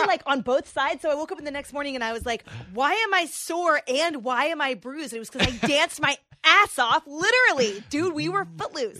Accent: Bay Area, California, United States; I grew up in the Bay Area

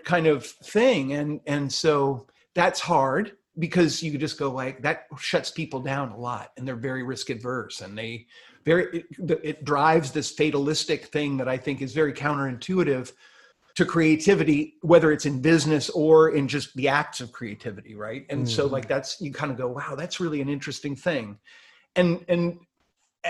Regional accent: United States; moved away as an adult; as a American manager

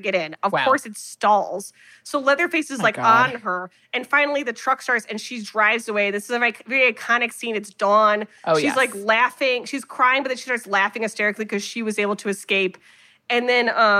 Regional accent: Ohio, United States; I'm from Ohio

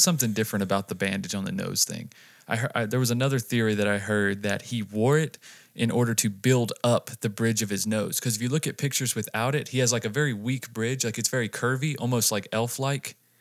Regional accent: North Carolina, United States; moved away as an adult; also born or lived in Las Vegas; we moved from North Carolina to here

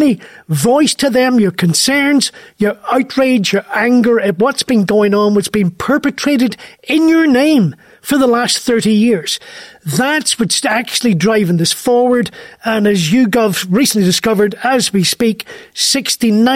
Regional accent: Derry, Northern Ireland, United Kingdom; Derry, the town I grew up in.

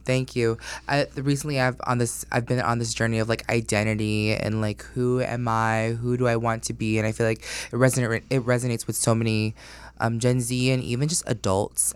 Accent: Orlando, Florida, United States; also born or lived in Astoria, Queens, New York; I was born in New York and then I grew up in Orlando and I started in first grade

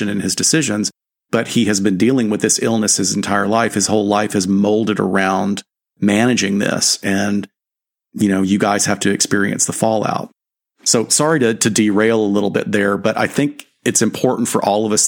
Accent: the South, United States; I'm glad I'm from the South.

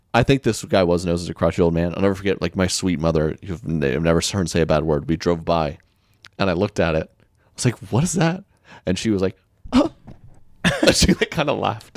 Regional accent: Oklahoma, United States; I'm from Oklahoma

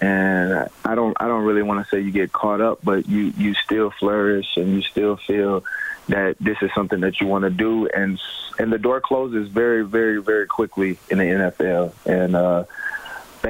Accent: Birmingham, Alabama, United States; I'm from Birmingham, Alabama

